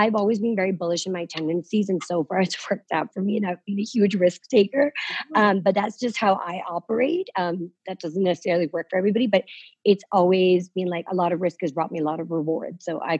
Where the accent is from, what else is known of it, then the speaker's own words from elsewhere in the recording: London, United Kingdom; My mom lives in London. Okay. So that's where I grew up in London.